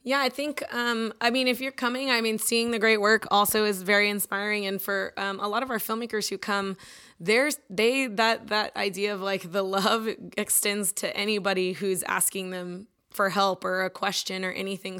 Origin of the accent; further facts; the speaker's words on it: Austin, Texas, United States; I'm born and raised in Austin. My whole family lives here